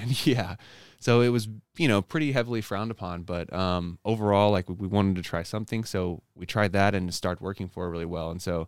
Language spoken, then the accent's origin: English; Oklahoma, United States; So I grew up in Oklahoma, born and raised there, in a conservative household.